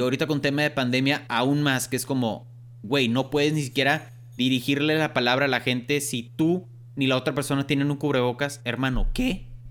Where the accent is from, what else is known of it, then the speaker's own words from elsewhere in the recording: Monterrey, Nuevo León, Mexico; somos de Monterrey, aquí en Monterrey